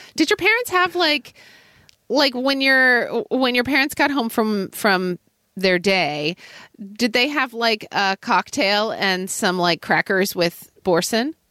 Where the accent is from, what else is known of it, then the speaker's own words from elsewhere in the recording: Oklahoma, United States; growing up in Oklahoma in the eighties